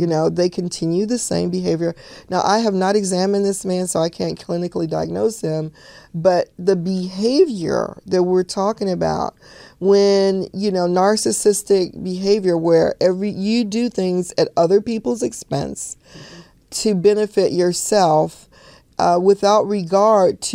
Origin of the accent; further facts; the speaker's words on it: Chicago, Illinois, United States; When I grew up as a little girl, I grew up in Chicago